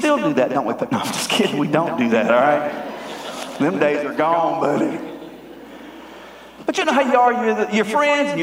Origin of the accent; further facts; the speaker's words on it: Greer, South Carolina, United States; I'm from Greer. There is so much redneck in me